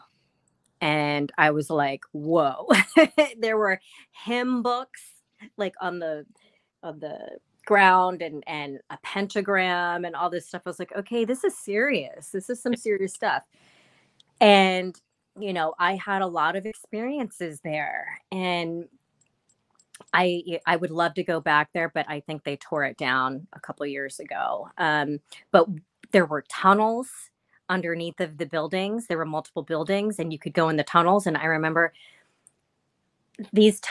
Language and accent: English; Maryland, United States; I'm from Maryland